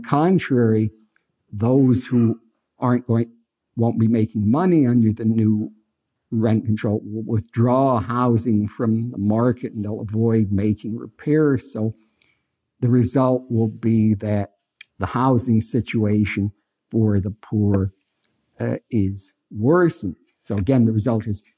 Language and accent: English; Los Angeles, California, United States; I'm from Los Angeles